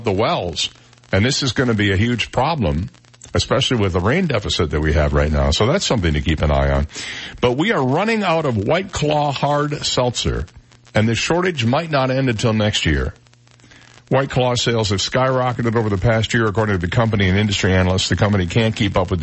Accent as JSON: {"language": "English", "region": "Midwest", "country": "United States", "tie": "born or raised there", "moved": "yes", "said": "When I grew up in the Midwest"}